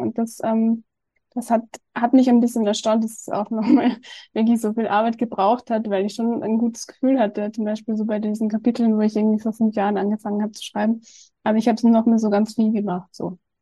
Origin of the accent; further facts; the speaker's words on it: Austria; ich komme ja aus Österreich